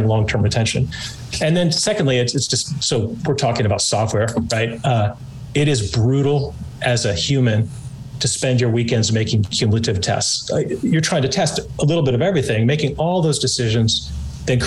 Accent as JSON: {"language": "English", "region": "California", "country": "United States", "said": "excuse the rad, I'm from California."}